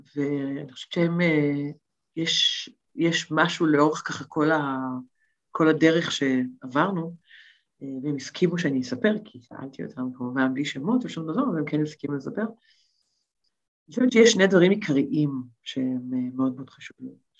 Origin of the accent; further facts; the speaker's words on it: Tel Aviv, Tel Aviv District, Israel; moved away as an adult; נולדתי בתל אביב, כל חיי הייתי בתל אביב